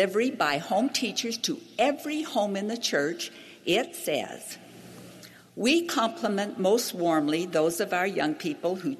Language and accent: English; Hawaii, United States; I grew up in Hawaii